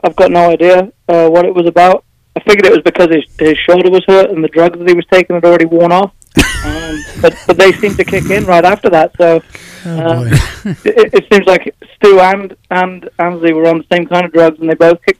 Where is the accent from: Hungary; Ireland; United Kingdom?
United Kingdom; England; I'm actually from England, which is the other end of the planet.